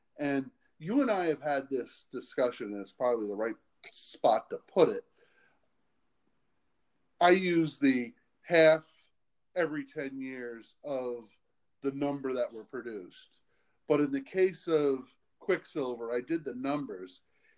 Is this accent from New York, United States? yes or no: no; Boston, Massachusetts, United States; I'm from Boston. Most people wouldn't know that.